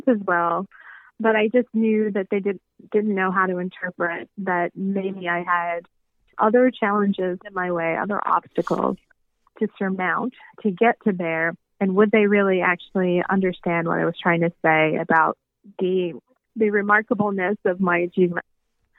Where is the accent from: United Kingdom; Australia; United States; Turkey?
United States; Tallahassee, Florida; I grew up in Tallahassee.